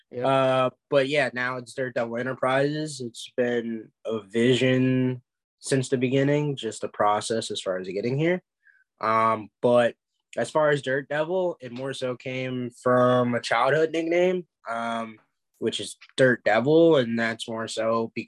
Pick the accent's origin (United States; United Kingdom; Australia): United States; Maryland; I'm from Maryland.